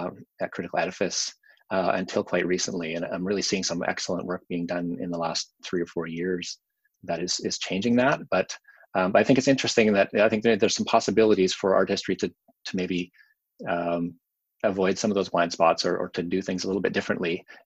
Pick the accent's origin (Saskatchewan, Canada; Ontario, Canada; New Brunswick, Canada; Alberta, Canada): Saskatchewan, Canada; also born or lived in Toronto / Vancouver; now in Winnipeg, Canada; I'm in Winnipeg right now, which is where I made my home after growing up in Saskatchewan and spending time in Toronto and Vancouver before that, before I came here.